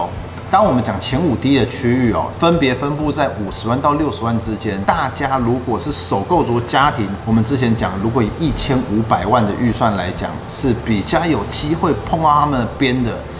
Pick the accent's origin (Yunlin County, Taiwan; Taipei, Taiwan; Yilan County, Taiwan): Taipei, Taiwan; moved away as an adult; now in New Taipei, Taiwan; 很多土生土长的台北市小孩，像我一样。